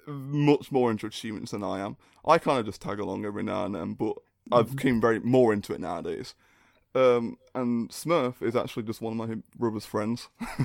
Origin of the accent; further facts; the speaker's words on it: United Kingdom; I'm British.